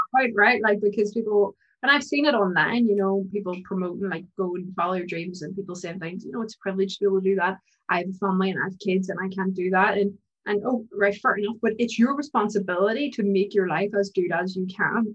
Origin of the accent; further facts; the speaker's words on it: Ireland; being Irish, mm-hmm. we're a really superstitious country.